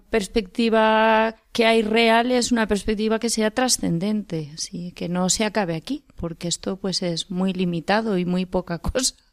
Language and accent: Spanish; Castellón de la Plana, Valencian Community, Spain; Yo soy de Castellón.